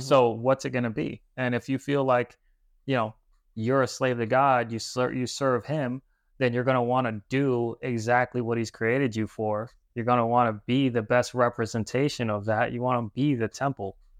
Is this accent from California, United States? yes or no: no; New Haven, Connecticut, United States; moved away as an adult; now in Florida, United States; I grew up in New Haven, Connecticut